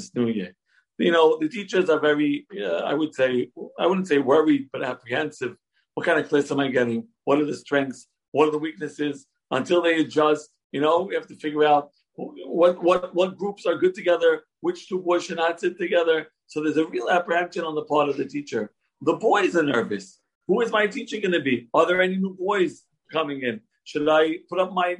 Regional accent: Brooklyn, New York, United States; born and raised in Brooklyn, in the Syrian community

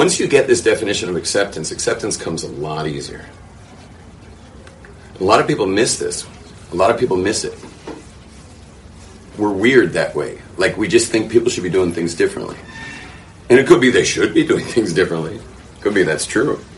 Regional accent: Los Angeles, California, United States; the secular neighborhood I grew up in the wealthy West Los Angeles

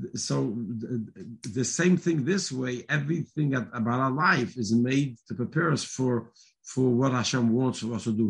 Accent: New York City, New York, United States; I grew up in Borough Park

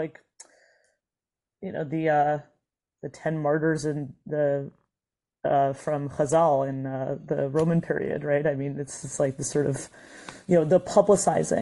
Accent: United States; as an American Jew

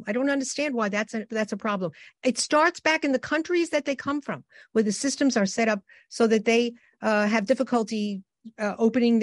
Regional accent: New York City, New York, United States; also born or lived in Germany; I was raised in the Bronx, where I was able to go to school

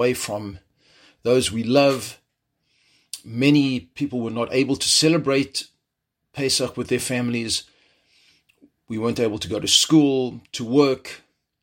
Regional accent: South Africa; moved away as an adult; also born or lived in Jerusalem, Israel; now in Chicago, United States; I was born and raised in South Africa

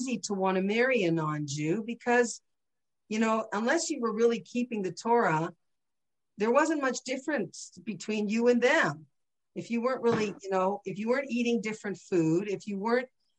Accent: St. Catharines, Ontario, Canada; I grew up in St. Catharines, Ontario, 10 minutes from Niagara Falls.

